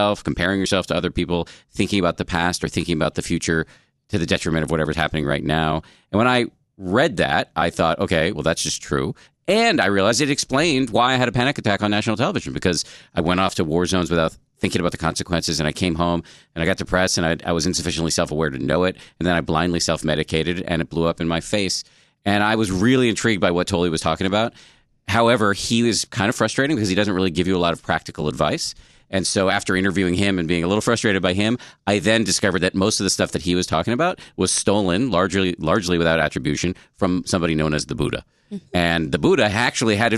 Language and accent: English; Massachusetts, United States; born or raised there